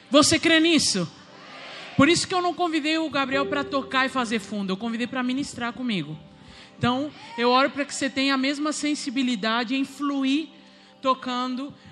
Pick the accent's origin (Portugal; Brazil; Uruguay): Uruguay; Sou uruguaia.